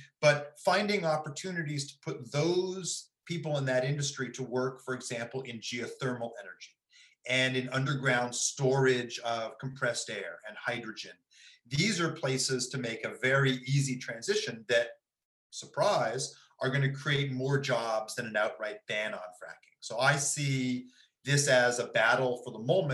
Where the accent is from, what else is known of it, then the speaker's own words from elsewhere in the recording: Ithaca, New York, United States; also born or lived in Princeton, New Jersey; now in Berkeley, United States; I'm from upstate New York. I'm from Ithaca